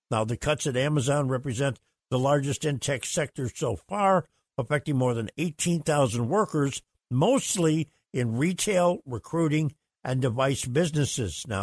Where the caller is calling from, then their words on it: Sarasota, Florida, United States; This is … from Sarasota. Good morning, Captain.